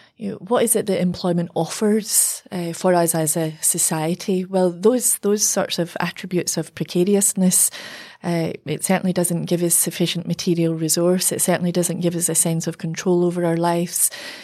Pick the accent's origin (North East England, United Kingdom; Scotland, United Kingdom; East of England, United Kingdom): Scotland, United Kingdom; Glasgow; I'm from Glasgow, and, at the times of, the shipbuilding closures, and, we've seen that all over in the UK.